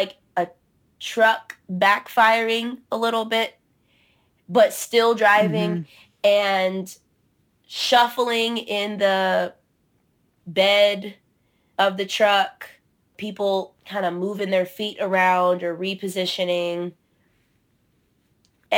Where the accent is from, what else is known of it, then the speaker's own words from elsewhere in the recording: Georgia, United States; My hometown is the place where Dr. King's failed movement happened